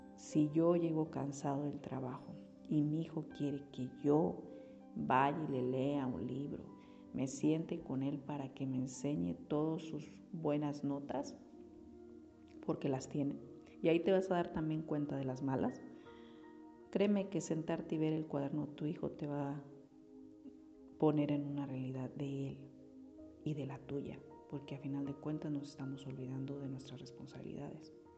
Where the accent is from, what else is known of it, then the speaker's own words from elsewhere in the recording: Mexico; como mexicanos